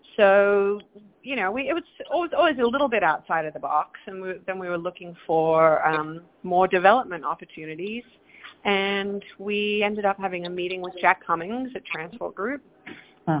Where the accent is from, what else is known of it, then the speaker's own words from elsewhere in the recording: Perth, Western Australia, Australia; moved away as an adult; now in New York, United States; I am from Perth, Australia, Western Australia, all the way down under